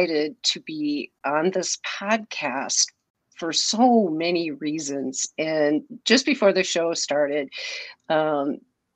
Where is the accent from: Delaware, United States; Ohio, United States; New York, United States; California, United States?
New York, United States; Springville; I was born and raised outside of Springville, New York.